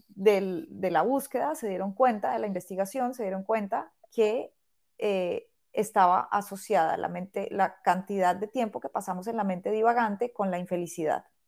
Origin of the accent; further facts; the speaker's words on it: Bogotá, Colombia; moved away as an adult; now in Barcelona, Spain; en el 2014 abrí un estudio de yoga en Bogotá, que es pues, la ciudad de donde vengo